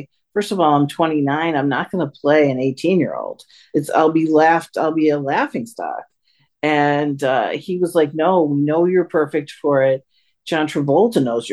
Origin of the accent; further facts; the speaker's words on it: Chicago, Illinois, United States; I'm from Chicago.